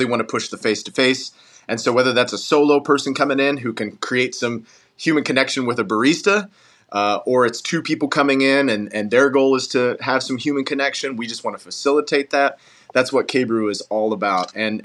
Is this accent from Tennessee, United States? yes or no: yes; Knoxville, Tennessee, United States; also born or lived in Asheville, North Carolina; I was born in Asheville, North Carolina, but Knoxville, Tennessee is home. Moved here when I was 5 years old